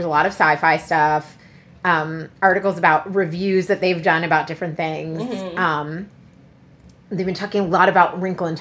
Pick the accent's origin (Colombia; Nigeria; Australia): Colombia; accent: Colombian; now in Montgomery County, United States; in my Colombian accent